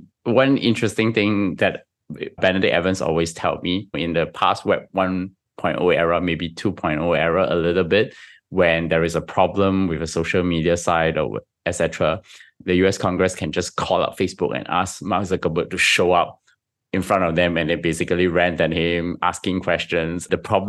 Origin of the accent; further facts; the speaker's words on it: Singapore; I'm Singaporean, come on.